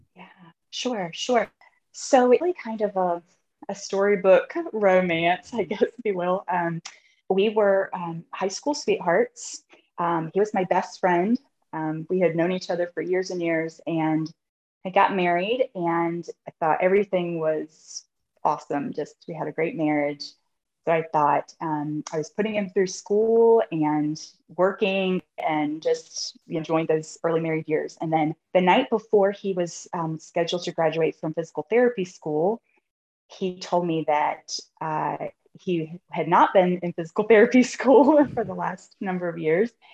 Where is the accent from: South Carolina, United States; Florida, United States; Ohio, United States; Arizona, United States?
South Carolina, United States; moved away as an adult; now in Maryland, United States; I'm originally from South Carolina, but I'm currently living in Maryland.